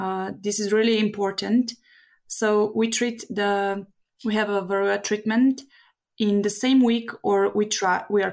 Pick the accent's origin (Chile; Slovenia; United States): Slovenia; I'm a beekeeper from Slovenia.